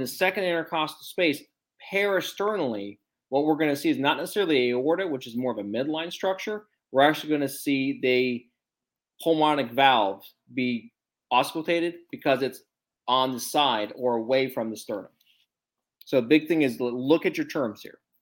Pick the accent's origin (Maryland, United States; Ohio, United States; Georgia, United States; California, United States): Ohio, United States; moved away; my home state of Ohio